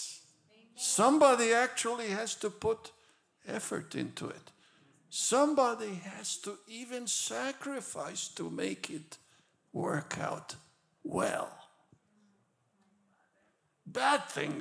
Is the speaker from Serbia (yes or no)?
yes; Belgrade, Serbia; now in Loma Linda, United States; I was born in Belgrade, Yugoslavia, when it was under communism.